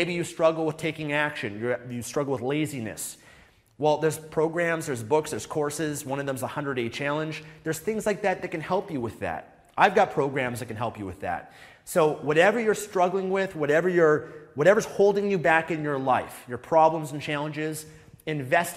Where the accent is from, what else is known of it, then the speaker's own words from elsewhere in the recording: Vancouver, British Columbia, Canada; I'm from Vancouver, Canada